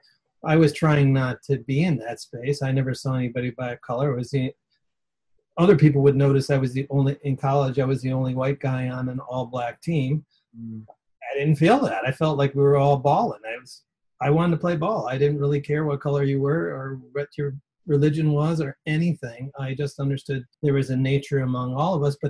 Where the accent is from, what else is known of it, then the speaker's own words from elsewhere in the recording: outside Detroit, Michigan, United States; I grew up outside Detroit in the 68 riots. I was 11 years